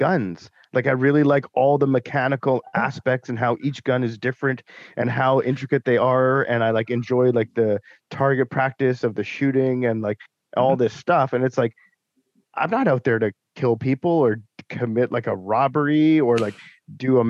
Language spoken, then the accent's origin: English; Richmond, British Columbia, Canada; I grew up in Richmond